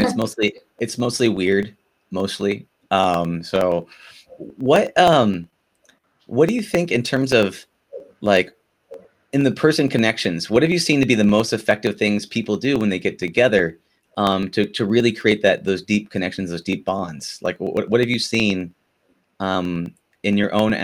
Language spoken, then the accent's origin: English; Southern California, United States; I'm a Southern California guy